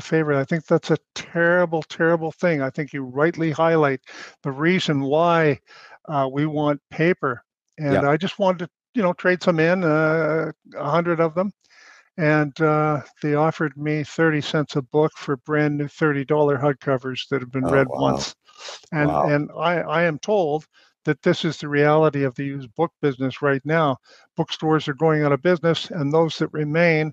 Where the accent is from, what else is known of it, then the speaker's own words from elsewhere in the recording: Canada; as a Canadian